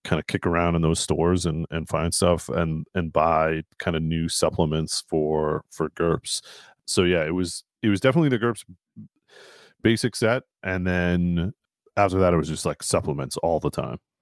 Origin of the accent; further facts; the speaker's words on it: Burlington, Massachusetts, United States; where I grew up in Burlington, Mass